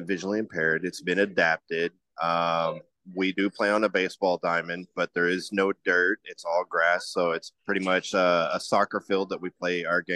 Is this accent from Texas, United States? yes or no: yes; Denison, Texas, United States; I grew up on the Texas Red River, in a small town called Denison